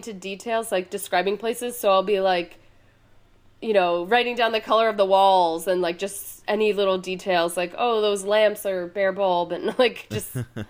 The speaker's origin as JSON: {"language": "English", "area": "Long Island", "region": "New York", "country": "United States", "moved": "as an adult", "lives_now": "Brooklyn, United States", "said": "I'm from New York. I'm from Long Island though. So Brooklyn was always like a place I hung out and I always wanted to live here. Gotcha. And yeah, I've lived here for about a year and a half."}